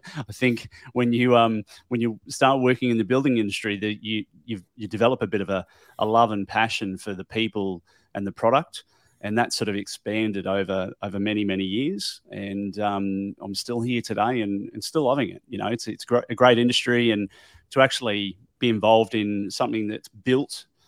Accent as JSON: {"language": "English", "town": "Brisbane", "region": "Queensland", "country": "Australia", "said": "I'm from Australia, here in sunny Brisbane, and I've got a podcast."}